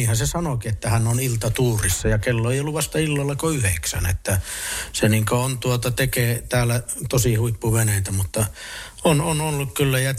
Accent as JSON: {"language": "Finnish", "country": "Finland", "first_language": "fi", "said": "minun äidinkielihän on kotona ollut suomi. Minulla on isä saamelainen ja minä olen itse saamelainen ja äiti suomalainen"}